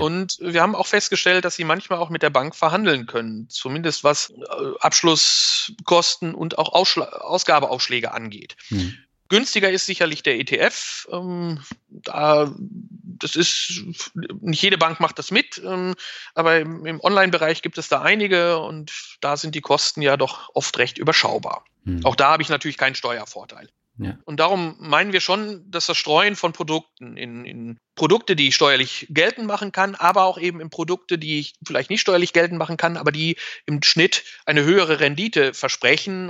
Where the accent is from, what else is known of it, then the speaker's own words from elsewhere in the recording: Germany; bei uns in Deutschland